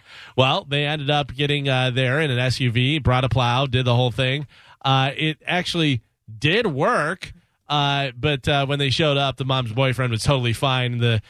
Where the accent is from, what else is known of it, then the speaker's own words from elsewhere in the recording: Illinois, United States; moved away as an adult; now in Florida, United States; Whenever I moved from Illinois to Florida, I gave my dad my ice scraper.